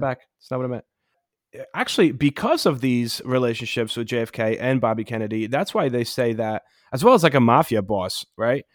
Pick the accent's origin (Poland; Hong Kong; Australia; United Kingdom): Poland; moved away; When I was growing up in Poland